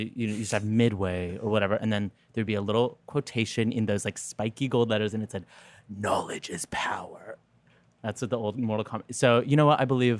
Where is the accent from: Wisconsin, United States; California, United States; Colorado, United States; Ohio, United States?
California, United States; Los Angeles; also born or lived in Santa Monica; I grew up in Los Angeles in a neo-Buddhist cult.